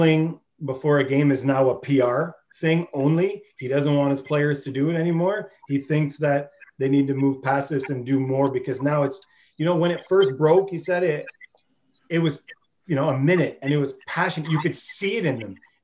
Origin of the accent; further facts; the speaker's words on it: Ottawa, Ontario, Canada; I grew up in the Pineview, you know, area of Ottawa